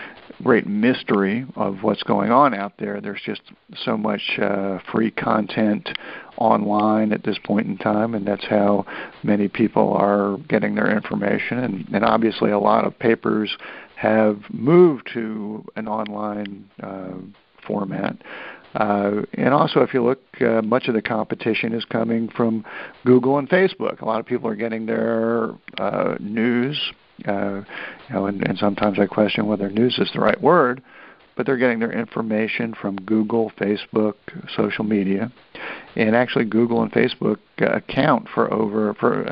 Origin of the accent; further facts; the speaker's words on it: Hickory, North Carolina, United States; also born or lived in New Jersey; when I moved back to Hickory, North Carolina, which is where I spent most of my growing up part